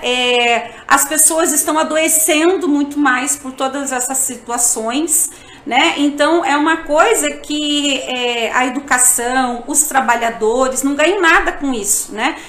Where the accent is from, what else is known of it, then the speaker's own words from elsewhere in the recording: São José dos Pinhais, Paraná, Brazil; Eu sou de São José dos Pinhais, que é um dos municípios que é o Cinturão Verde